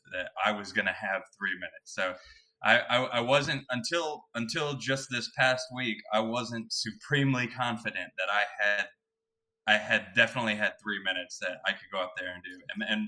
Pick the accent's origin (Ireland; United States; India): United States; Oklahoma; growing up in Oklahoma